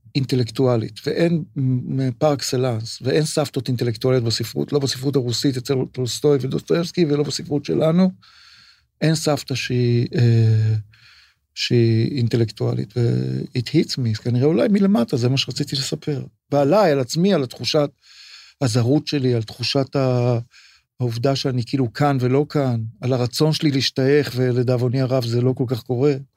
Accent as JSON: {"language": "Hebrew", "town": "Tel Aviv", "region": "Tel Aviv District", "country": "Israel", "tie": "born or raised there", "said": "אני גדלתי מגיל תשע בצפון תל אביב"}